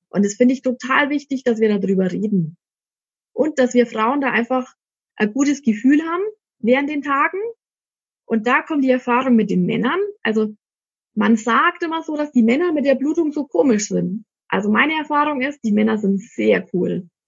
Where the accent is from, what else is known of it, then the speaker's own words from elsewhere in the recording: Ansbach, Bavaria, Germany; Also ich komme aus Ansbach, das ist in Mittelfranken. Vielleicht habt ihr es eh schon gehört.